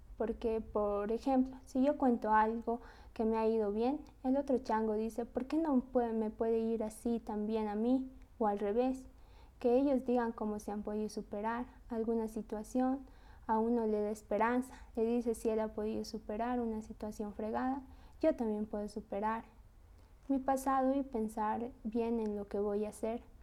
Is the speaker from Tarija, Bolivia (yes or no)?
yes; Tarija, Bolivia; also born or lived in Sucre; Yo soy de Cercado Tarija. Con mi familia hemos vivido un año en Sucre, pero prefiero toda la vida vivir en mi pueblo